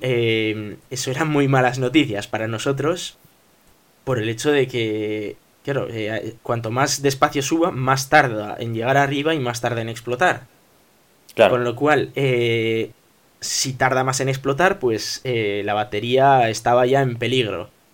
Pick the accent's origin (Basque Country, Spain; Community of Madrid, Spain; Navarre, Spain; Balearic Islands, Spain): Basque Country, Spain; Bilbao; somos de Bilbao